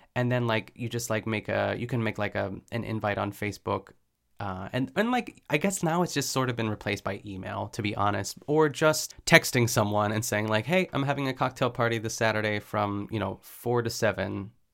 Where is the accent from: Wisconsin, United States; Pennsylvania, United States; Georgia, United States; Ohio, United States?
Pennsylvania, United States; Pittsburgh; I'm from Pittsburgh, too, so we would go to, I think, like, the furthest we went, it was called, like, Meadowcroft Village